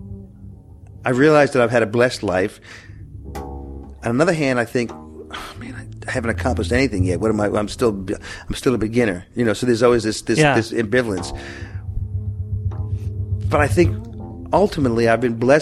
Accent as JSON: {"language": "English", "town": "Syracuse", "region": "New York", "country": "United States", "also_born_or_lived": "Boston / New Hampshire / Los Angeles", "moved": "yes", "said": "I'm from Syracuse. I moved to Boston in New Hampshire area."}